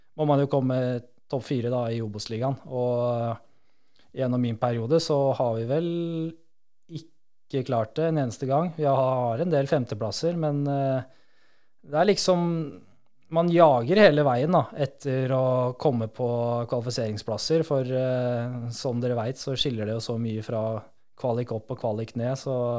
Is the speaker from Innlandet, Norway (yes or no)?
yes; Disen, Innlandet, Norway; moved away; Jeg kommer fra et lite sted som heter Disen